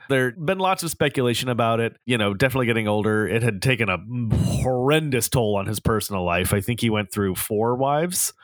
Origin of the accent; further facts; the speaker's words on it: Southern California, United States; growing up in Southern California as a teenager